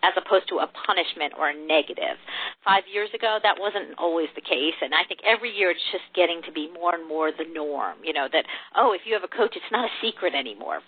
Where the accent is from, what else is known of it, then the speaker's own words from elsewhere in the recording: New Jersey, United States; moved away as an adult; also born or lived in Michigan; now in Texas, United States; I grew up in New Jersey, so I'm originally from the Northeast, but I've been in Texas for a long time now